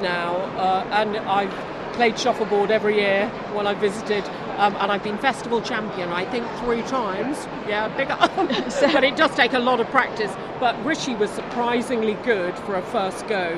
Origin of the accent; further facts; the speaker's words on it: the Black Country, West Midlands, United Kingdom; I'm from the Black Country very proudly